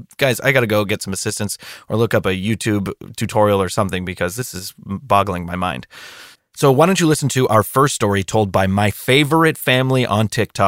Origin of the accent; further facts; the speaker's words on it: Scratch Ankle, Alabama, United States; I'm actually back in my hometown right now of Scratch Ankle, Alabama, with Mother and most of my family for somewhat of a reunion.